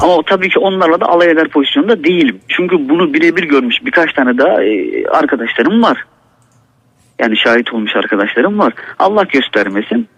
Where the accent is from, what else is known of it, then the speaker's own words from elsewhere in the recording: Black Sea Region, Turkey; Bizim buradaki eski insanlarımız da yani Karadeniz'deki eski insanlarımız